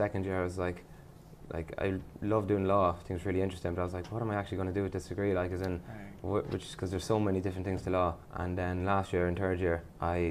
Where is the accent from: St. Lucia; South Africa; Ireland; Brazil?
Ireland; Ennis, Munster; also born or lived in Albania; now in Galway, Ireland; me and a few friends, we're from Clare, Ennis